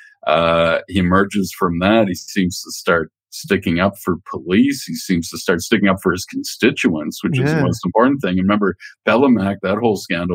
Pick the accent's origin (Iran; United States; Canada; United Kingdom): Canada; while I was growing up in Canada